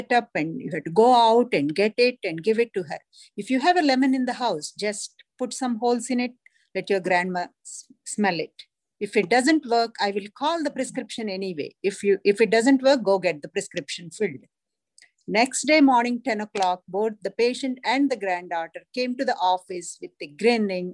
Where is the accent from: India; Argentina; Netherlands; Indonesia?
India; moved away; Growing up in India, in a large family